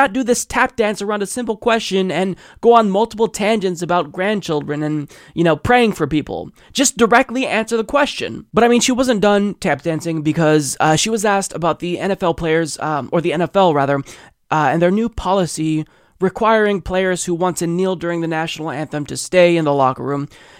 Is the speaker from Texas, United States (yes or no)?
no; Baltimore, Maryland, United States; I mentioned earlier to Jesus that I'm from Baltimore. That's where it was written during the War of 1812. So I'm very possessive of it.